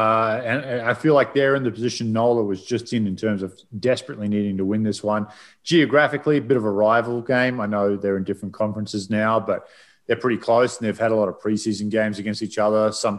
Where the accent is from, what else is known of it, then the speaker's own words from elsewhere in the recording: Queensland, Australia; And Paul is from my hometown.